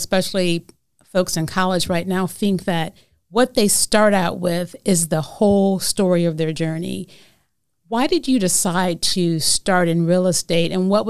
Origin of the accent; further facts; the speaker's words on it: Detroit, Michigan, United States; now in Memphis, United States; And even though I was born here, as you know, I was raised in Detroit and I came back every summer